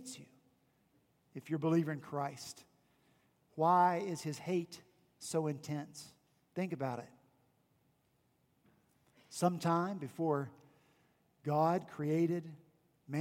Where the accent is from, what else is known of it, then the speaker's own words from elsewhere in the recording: West Virginia, United States; now in Charleston, United States; my hometown was Confederate, even though I'm from West Virginia.